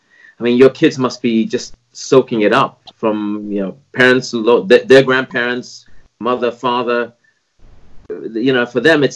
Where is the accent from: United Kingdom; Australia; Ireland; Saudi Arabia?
Saudi Arabia; I grew up in Saudi with my father, was an engineer there, and he used to run a business